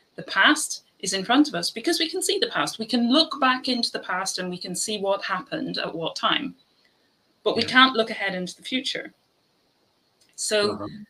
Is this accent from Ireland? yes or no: yes; Ireland; I'm Irish